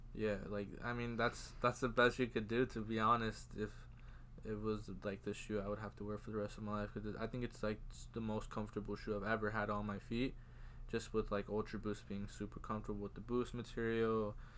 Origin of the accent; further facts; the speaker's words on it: Georgia, United States; moved away; I'm from Georgia